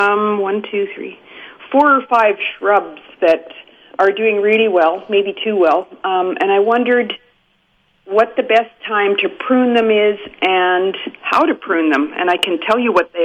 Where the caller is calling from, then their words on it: Manitoba, Canada; It's up on the west side of Lake Manitoba.